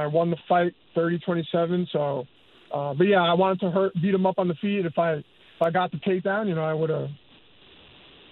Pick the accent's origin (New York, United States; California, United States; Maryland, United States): New York, United States; New York City; also born or lived in Manhattan, New York; I was born 30 blocks from Madison Square Garden. I was raised in Queens.